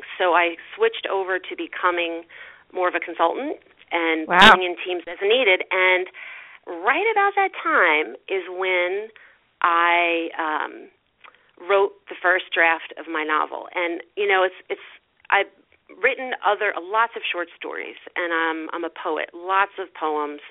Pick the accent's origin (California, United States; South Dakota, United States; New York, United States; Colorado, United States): New York, United States; Greenport; I came back to my hometown, where I actually live now, in Greenport